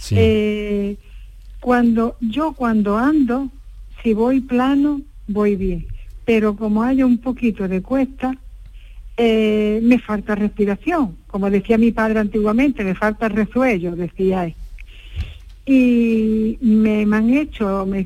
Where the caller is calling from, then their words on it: Alhaurín de la Torre, Andalusia, Spain; Disculpe, soy, soy de Alaurín de la Torre.